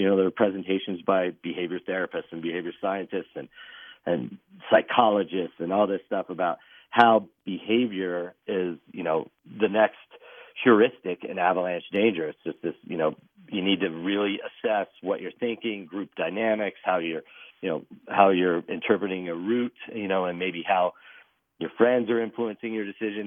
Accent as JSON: {"language": "English", "region": "Texas", "country": "United States", "tie": "born or raised there", "also_born_or_lived": "Colorado", "moved": "as an adult", "lives_now": "Eagle, United States", "said": "I grew up in Texas"}